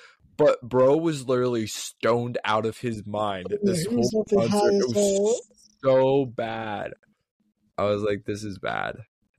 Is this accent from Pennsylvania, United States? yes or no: yes; Pittsburgh, Pennsylvania, United States; we're all from Pittsburgh.